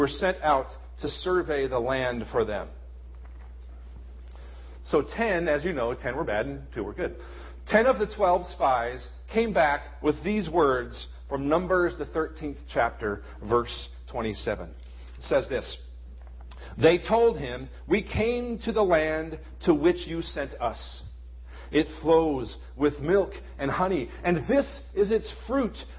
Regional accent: United States; as American Christians in 2011

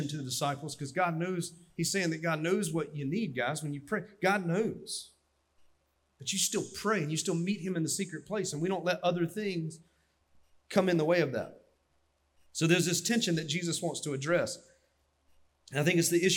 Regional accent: Dillon County, South Carolina, United States; I'm from Dillon County, and in the Sunday school we had donuts and Mountain Dew

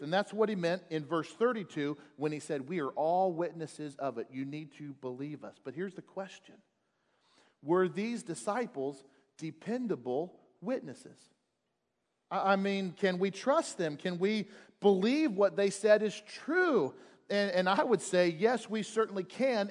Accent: United States; I am an American

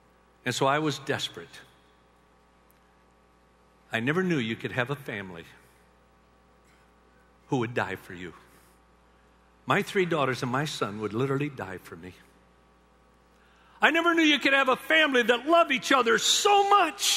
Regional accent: Union City, Michigan, United States; I grew up in Union City, Michigan

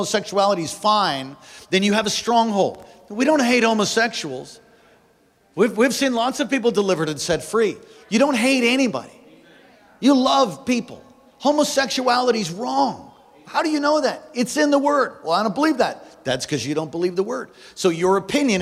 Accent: East Coast, United States; moved away; I am from the East Coast, and occasionally I say words like, you know, like

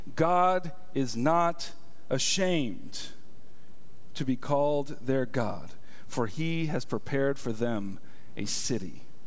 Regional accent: United States; I am an American citizen.

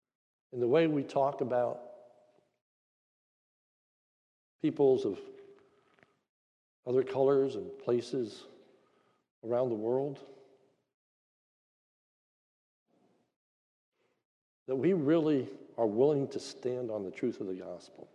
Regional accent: near Hershey, Pennsylvania, United States; I'm from near Hershey, Pennsylvania

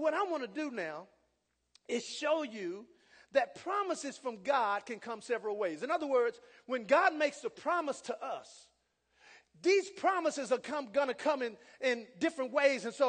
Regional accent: United States; also born or lived in Jamaica; I'm from America

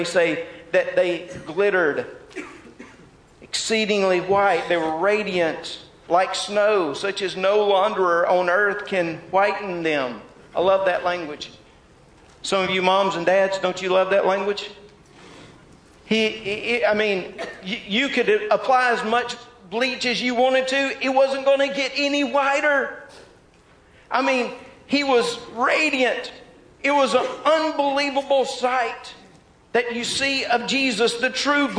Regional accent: Mississippi, United States; I'm from Mississippi

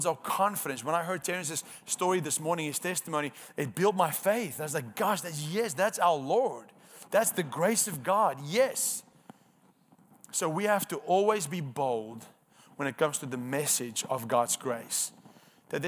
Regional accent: South Africa; first language Afrikaans; English is a second language; moved away; I'm Afrikaans, so my first language is not

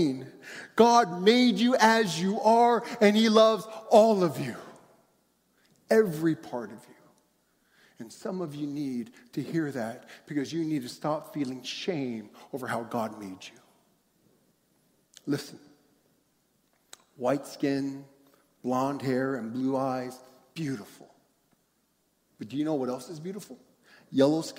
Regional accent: United States; As an Asian growing up in America

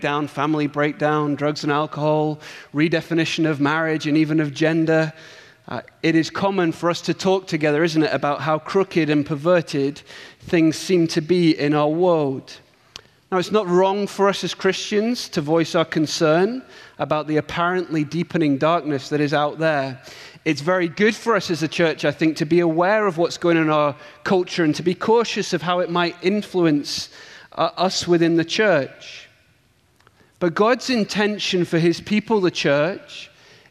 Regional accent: England, United Kingdom; accent: English; my English accent

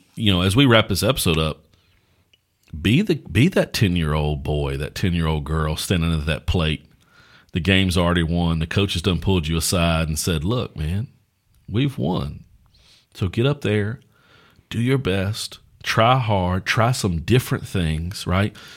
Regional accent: United States; as American Christians

